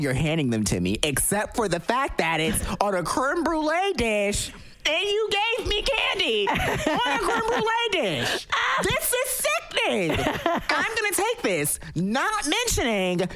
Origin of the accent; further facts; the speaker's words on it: Georgia, United States; also born or lived in New Jersey; I was raised in Georgia